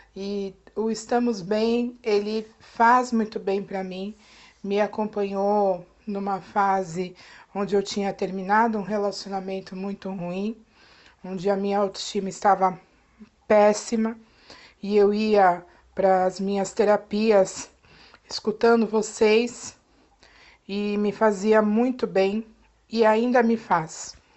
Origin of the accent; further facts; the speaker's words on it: Guarujá, São Paulo, Brazil; Eu sou do Guarujá, litoral de São Paulo